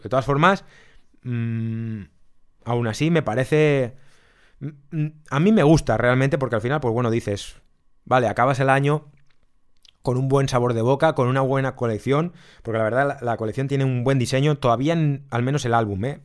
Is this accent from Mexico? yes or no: no; Spain; nosotros somos españoles